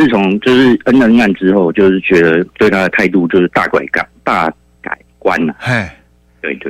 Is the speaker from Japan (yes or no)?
no; New Taipei, Taiwan; also born or lived in Sanchong, New Taipei; 我新北人嘛